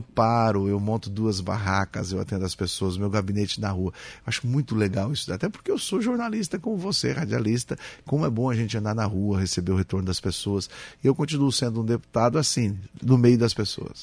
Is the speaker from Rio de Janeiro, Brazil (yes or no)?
no; Criciúma, Santa Catarina, Brazil; moved away; morei em Criciúma, na Próspera, minha infância foi aqui.